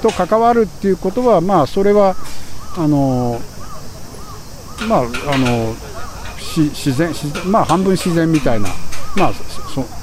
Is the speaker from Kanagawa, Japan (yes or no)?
yes; Yokohama, Kanagawa, Japan; 私はここであの鶴見で生まれて育ってますいわゆるまあ 2, 世という言われると思うんですけども